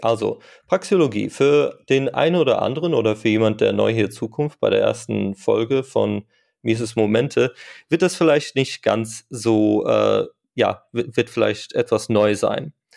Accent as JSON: {"language": "German", "town": "Frankfurt", "region": "Hesse", "country": "Germany", "said": "ich komme aus Frankfurt und bin Softwareentwickler"}